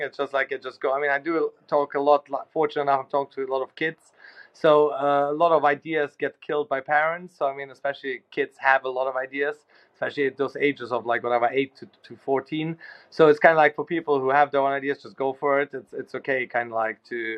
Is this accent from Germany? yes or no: yes; Germany; now in London, United Kingdom; I grew up in Germany